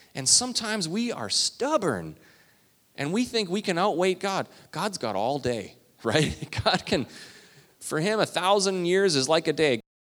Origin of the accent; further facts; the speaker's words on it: Canada; I'm Canadian